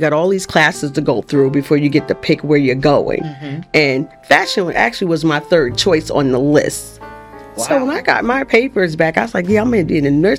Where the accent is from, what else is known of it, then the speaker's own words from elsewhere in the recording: New Brunswick, New Jersey, United States; also born or lived in West Palm Beach, Florida; And I grew up in New Brunswick. I went to New Brunswick schools. I went to Piscataway Voltec in high school.